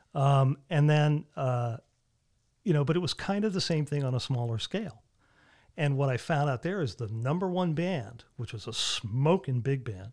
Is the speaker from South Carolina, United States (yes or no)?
no; Avon, Connecticut, United States; I'm from Avon, Connecticut